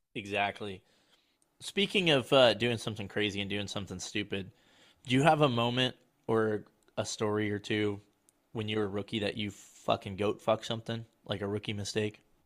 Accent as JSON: {"language": "English", "region": "Colorado", "country": "United States", "tie": "born or raised there", "said": "grew up in Colorado"}